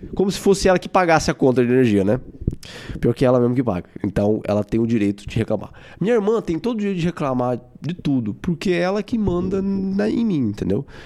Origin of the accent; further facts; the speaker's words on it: Brazil; eu sou brasileiro